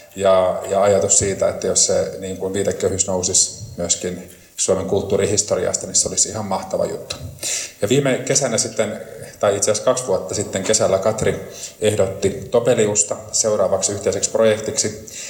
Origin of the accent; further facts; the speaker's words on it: Lieksa, North Karelia, Finland; Itse olen lähtöisin Lieksasta ja asun siellä